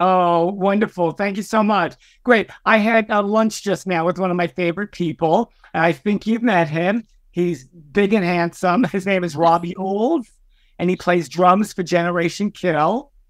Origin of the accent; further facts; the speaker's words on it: New York City, New York, United States; I was a young, a, uh, a uh, gay Puerto Rican kid and growing up in Brooklyn.